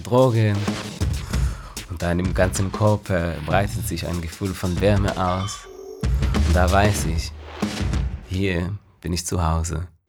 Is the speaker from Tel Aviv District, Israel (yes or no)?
yes; Tel Aviv, Tel Aviv District, Israel; German is a second language; moved away as an adult; now in Berlin, Germany; ich bin in Tel Aviv geboren. Ich habe Schauspiel studiert in Tel Aviv